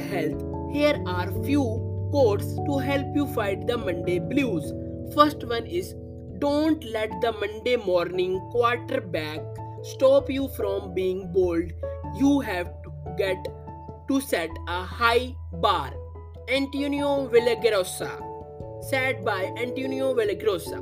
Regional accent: India; I am from India

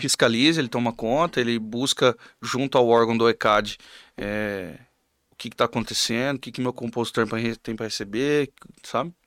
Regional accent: Camapuã, Mato Grosso do Sul, Brazil; eu sou de Camapuã também

